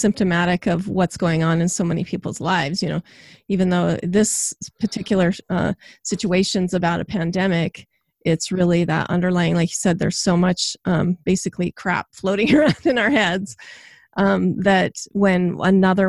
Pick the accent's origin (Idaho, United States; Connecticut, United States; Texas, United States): Idaho, United States; I'm from Idaho